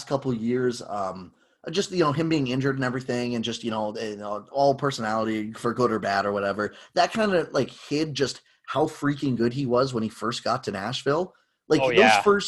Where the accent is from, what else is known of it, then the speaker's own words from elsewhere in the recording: near Toronto, Ontario, Canada; growing up near Toronto